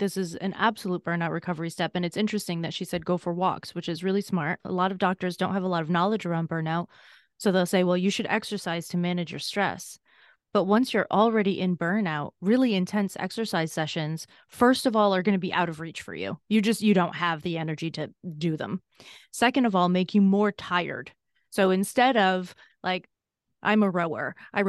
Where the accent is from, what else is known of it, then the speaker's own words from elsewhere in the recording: Massachusetts, United States; I grew up in Massachusetts, and I said I had a significantly difficult childhood, especially when I was younger.